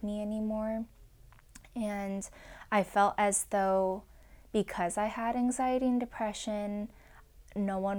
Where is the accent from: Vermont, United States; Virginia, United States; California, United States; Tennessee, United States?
California, United States; Irvine; I grew up in Irvine, California in suburbia